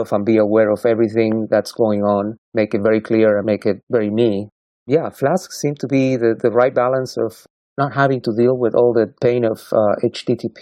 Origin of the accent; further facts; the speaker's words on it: Argentina; moved away as an adult; now in Portland, United States; I'm from Argentina